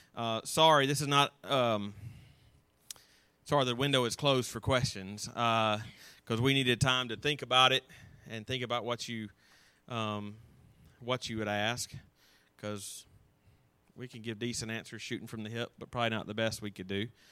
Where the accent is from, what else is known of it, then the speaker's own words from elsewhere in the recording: North Alabama, United States; also born or lived in Auburn, Alabama; I grew up in North Alabama, and I came to Auburn